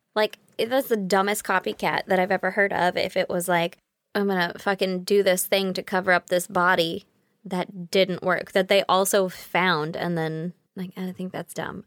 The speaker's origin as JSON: {"language": "English", "country": "United States", "said": "as an American"}